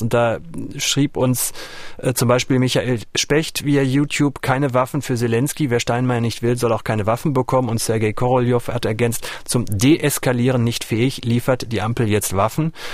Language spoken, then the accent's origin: German; North Rhine-Westphalia, Germany; der Schulerfahrung, die ich in Nordrhein-Westfalen gemacht habe